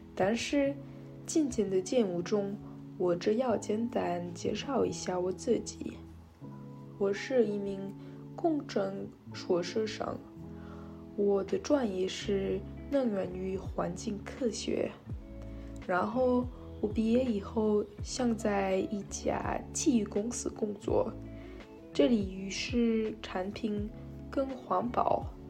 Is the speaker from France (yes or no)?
yes; France; Chinese is a second language; also born or lived in Shanghai, China; 我二十一岁，和我是法国人。我在上海住了四年，所以我开设了学习汉语。但是因为我怀赖了法国，我现在没那么多机会用中文